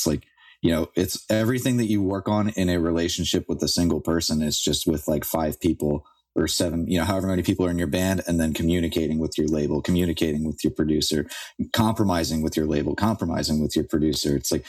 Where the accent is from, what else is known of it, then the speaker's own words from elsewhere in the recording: Philadelphia, Pennsylvania, United States; I'm from South Philly. I lived there for, you know, 20 years.